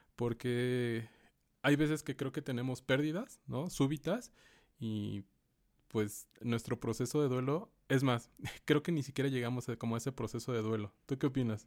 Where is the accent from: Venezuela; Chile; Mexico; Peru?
Mexico; como mexicanos